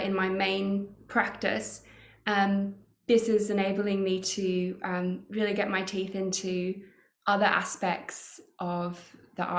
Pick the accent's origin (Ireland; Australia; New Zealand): Australia; moved away as an adult; now in London, United Kingdom; I grew up in Australia